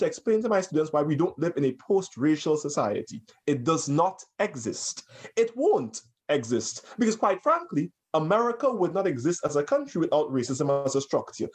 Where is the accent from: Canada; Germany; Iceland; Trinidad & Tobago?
Trinidad & Tobago; now in United States; when I was growing up in Trinidad